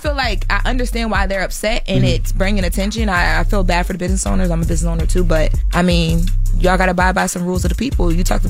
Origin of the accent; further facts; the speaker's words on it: Delaware, United States; I didn't know any of this either, and I'm from Delaware. I've been back and forth between LA and Delaware over these last couple months a lot.